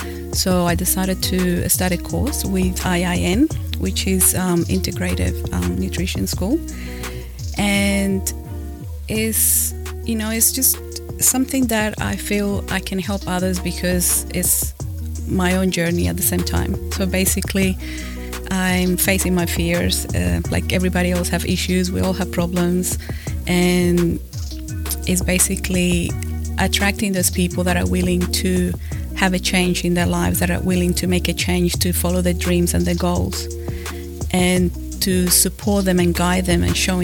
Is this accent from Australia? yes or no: yes; Australia; moved away as an adult; I moved here from Australia just over a year ago, and we basically decided to start a new life here